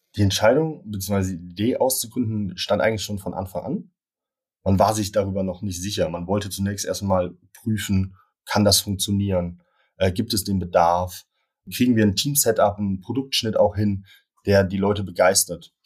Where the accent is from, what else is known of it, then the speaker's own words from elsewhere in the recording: Cologne, North Rhine-Westphalia, Germany; bin in Köln geboren und aufgewachsen